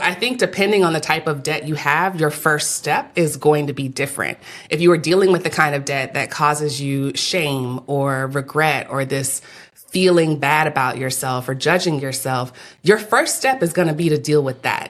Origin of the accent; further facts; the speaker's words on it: Texas, United States; now in Atlanta, United States; my fourth generation Texan